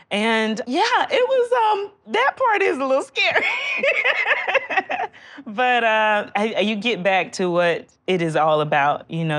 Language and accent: English; Georgia, United States; And I was born in Georgia.